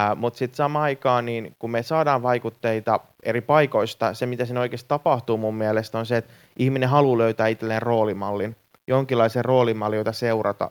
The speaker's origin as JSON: {"language": "Finnish", "country": "Finland", "tie": "born or raised there", "said": "mä oon syntynyt Suomessa, mä oon syntynyt intialaistaustaiseen perheeseen, mutta meidän perhe on ollut niinku kolmatta sukupolvea Suomessa"}